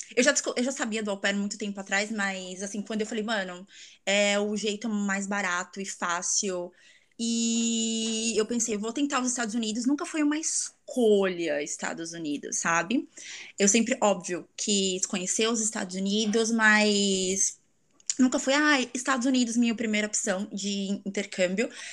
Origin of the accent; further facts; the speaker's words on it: São Paulo, Brazil; moved away as an adult; also born or lived in New Zealand; now in Virginia Beach, United States; eu sou de São Paulo, capital.